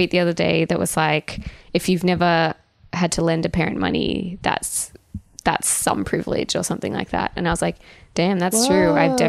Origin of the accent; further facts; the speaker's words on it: Canberra, Australian Capital Territory, Australia; now in Sydney, Australia; Just because I'm from Canberra doesn't mean I'm destitute.